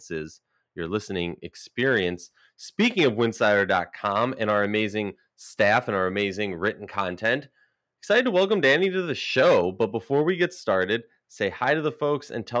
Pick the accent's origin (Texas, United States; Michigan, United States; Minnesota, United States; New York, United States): Minnesota, United States; my hometown team, the Minnesota Lynx